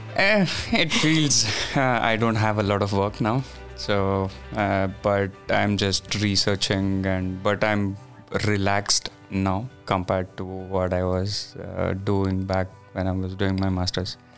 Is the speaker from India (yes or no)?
yes; Bangalore, Karnataka, India; moved away; I'm from a city called Bangalore